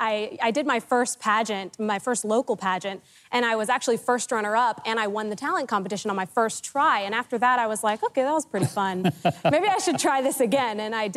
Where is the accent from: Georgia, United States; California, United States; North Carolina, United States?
Georgia, United States